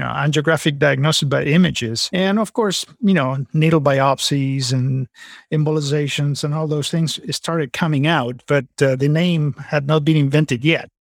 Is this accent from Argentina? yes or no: yes; Argentina; moved away as an adult; also born or lived in California / San Antonio, Texas; now in Napa Valley / San Antonio, United States; I'm originally from Argentina